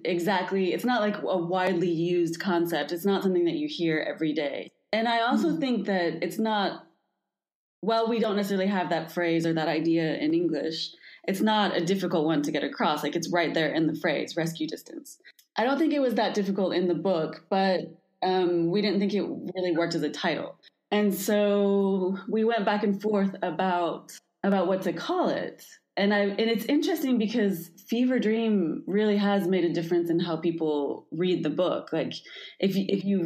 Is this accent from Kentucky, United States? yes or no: yes; Kentucky, United States; now in Santiago, Chile; I am from the United States, from Kentucky, and I live in Santiago, Chile